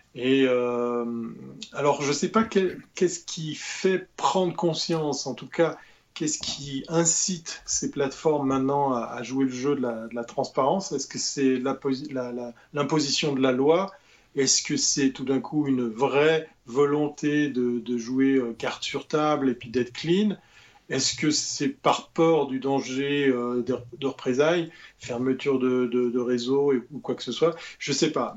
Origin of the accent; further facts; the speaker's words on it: Switzerland; notre île, qui est la Suisse